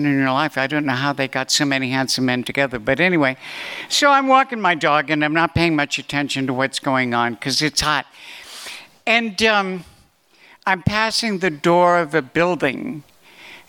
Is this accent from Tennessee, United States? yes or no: no; New York City, New York, United States; I was born in New York City, but I might as well have been born in Podunk